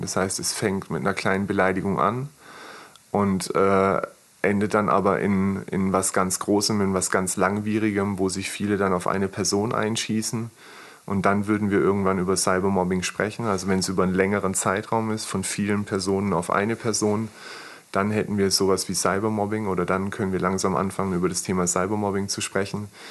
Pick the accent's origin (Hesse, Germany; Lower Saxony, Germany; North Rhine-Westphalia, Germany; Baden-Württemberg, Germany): Baden-Württemberg, Germany; Maulbronn; also born or lived in Pforzheim; komme übrigens hier aus der Gegend, also ich bin in Maulbronn geboren, bin dann ähm, kurz vorm Abitur bin ich mit meiner Familie nach Pforzheim gezogen